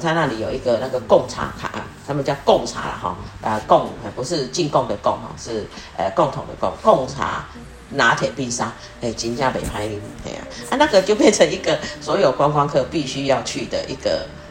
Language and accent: Chinese; Taiwan; 它真的是很吸引呃我们台湾人的，就是对我们台湾对到我们台湾人的胃。